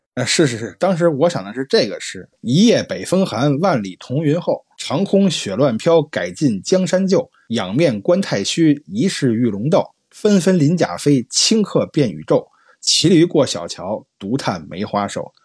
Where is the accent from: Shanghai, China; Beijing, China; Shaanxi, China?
Beijing, China; moved away; 像我这种北方人啊，就像下雪下得这么凶的地方都很少见，因为毕竟我老家北京嘛，也不是东北啊